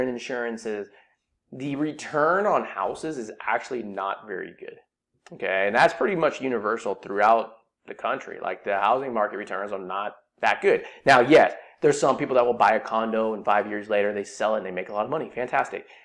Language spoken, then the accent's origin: English; Silicon Valley, California, United States; I grew up in Silicon Valley